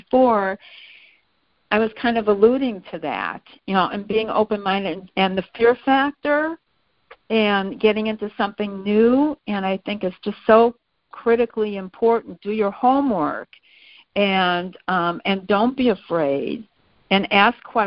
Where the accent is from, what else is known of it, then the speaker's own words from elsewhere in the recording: Midwest, United States; we're both from the Midwest